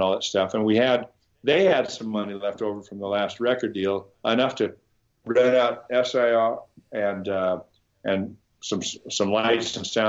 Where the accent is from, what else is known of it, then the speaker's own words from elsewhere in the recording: Fremont, Nebraska, United States; moved away; I'm from Fremont, Nebraska, which is about 30 miles from Omaha